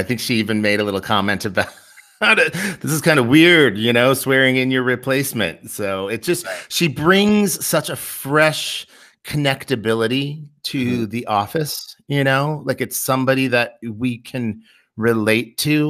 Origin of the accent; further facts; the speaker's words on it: Seward, Nebraska, United States; Being a 90s kid, growing up in Seward, Nebraska, and doing a little line dancing myself